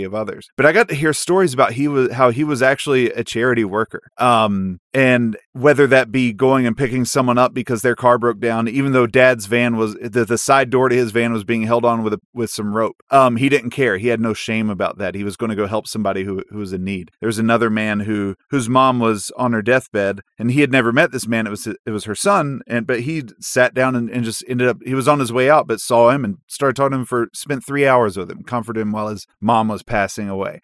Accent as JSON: {"language": "English", "town": "Mount Airy", "region": "North Carolina", "country": "United States", "tie": "born or raised there", "said": "I grew up in Mount Airy, North Carolina"}